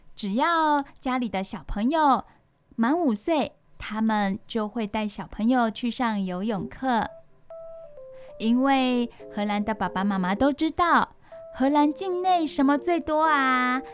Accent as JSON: {"language": "Chinese", "country": "Taiwan", "said": "我们台湾人"}